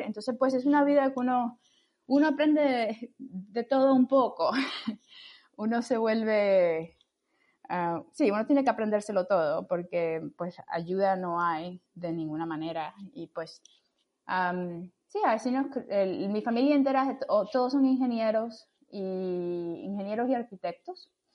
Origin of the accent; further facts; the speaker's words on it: Camagüey, Cuba; now in Washington, United States; yo soy eh, cubana, soy de Camagüey y me mudé a Estados Unidos en el 2003